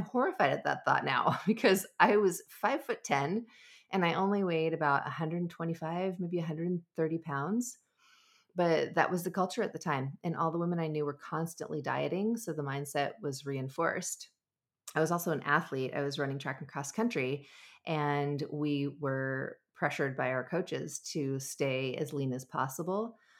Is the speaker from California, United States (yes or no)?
yes; Southern California, United States; I grew up in Southern California